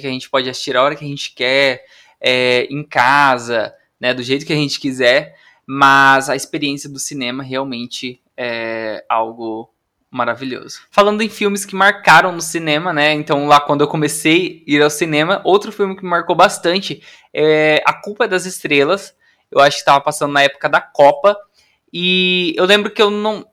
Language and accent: Portuguese; interior of Paraná, Brazil; moved away as an adult; now in São Paulo, Brazil; eu também sou do interior do Paraná